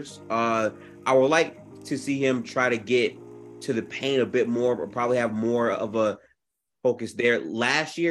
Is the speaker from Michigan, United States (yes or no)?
yes; Detroit, Michigan, United States; I'm from Detroit